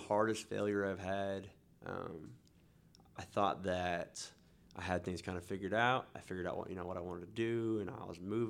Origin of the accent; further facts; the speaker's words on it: Newton, United States; I'm from Newton, so I'm a country music kind of guy, but I'll go all over the place.